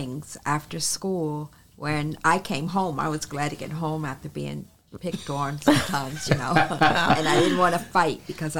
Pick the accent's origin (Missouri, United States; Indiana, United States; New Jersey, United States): New Jersey, United States; Trenton; We grew up in South Trenton, Cooper Street, near Market.